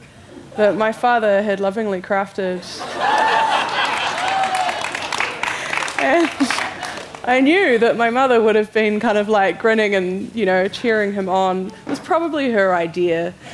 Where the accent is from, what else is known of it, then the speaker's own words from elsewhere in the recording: Zimbabwe; moved away; We come from Zimbabwe where, you know, when I grew up, you couldn't get things, so you had to make things